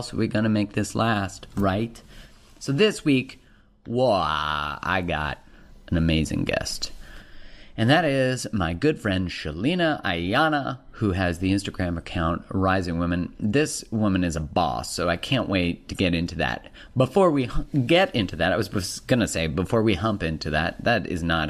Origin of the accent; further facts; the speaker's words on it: Alberta, Canada; I'm from Alberta, which is the Texas of Canada.